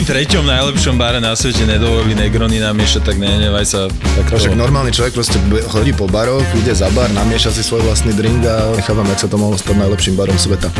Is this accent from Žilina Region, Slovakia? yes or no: no; Bratislava, Bratislava Region, Slovakia; som z Bratislavy a tým pádom medzi klientami mám spustu kamarátov, známych, rodina, eh, ľudí, ktorých poznám ešte od detstva zo sídliska